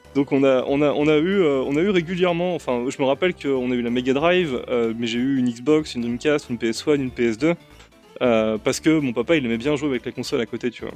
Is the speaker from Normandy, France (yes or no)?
no; Saint-Arnoult-en-Yvelines, Île-de-France, France; now in Paris, France; j'ai grandi à, Saint-Arnaud en Yvelines et j'ai pas bougé de là-bas avant que je parte au lycée